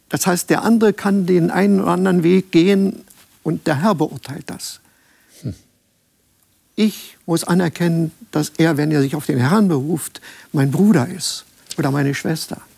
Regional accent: Germany; moved away; Wenn ich als Deutscher ins Ausland gegangen bin und habe im Ausland gelebt

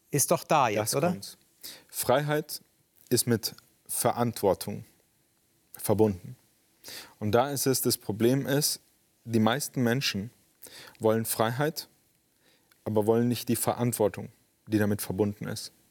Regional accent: Spain; In Spanien, also ich bin in Spanien groß geworden. Meine Eltern sind mit mir ausgewandert.

